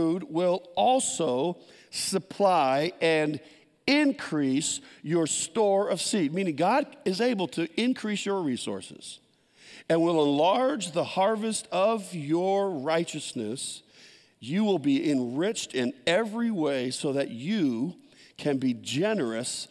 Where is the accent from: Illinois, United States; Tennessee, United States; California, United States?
California, United States; San Jose; I grew up in San Jose, all concrete, no gardens